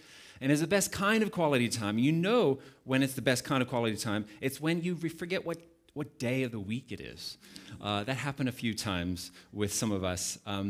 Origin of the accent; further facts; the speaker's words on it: United States; now in Cape Town, South Africa; I'm not from here, as you can probably tell. I'm originally from the United States, but Cape Town, specifically the Valley, we have called home for the last 12 and a half years